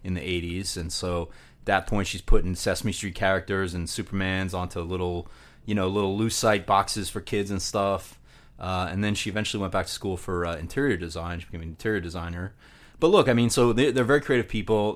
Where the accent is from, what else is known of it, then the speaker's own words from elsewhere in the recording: Long Island, Nassau County, New York, United States; also born or lived in Virginia; I was born on Long Island and, uh, raised, uh, Long Island, Nassau County, about forty minutes east of Manhattan.